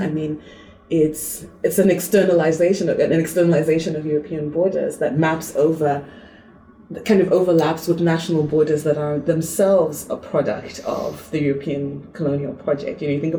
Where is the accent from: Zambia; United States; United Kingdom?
Zambia; also born or lived in Zimbabwe; You know, I'm from Zambia and Zimbabwe, and my family's on both sides.